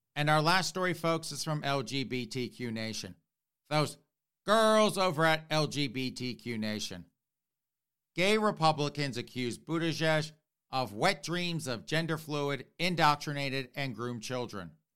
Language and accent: English; South Carolina, United States; I grew up in South Carolina